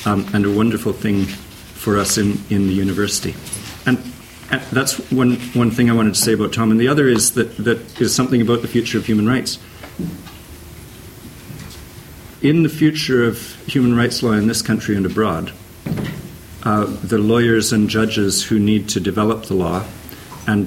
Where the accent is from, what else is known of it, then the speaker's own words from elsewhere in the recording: Canada; moved away as an adult; now in Oxford, United Kingdom; I'm Canadian